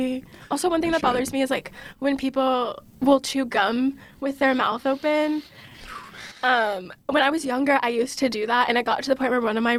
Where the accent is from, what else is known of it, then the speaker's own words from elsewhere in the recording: the South, United States; I'm from the South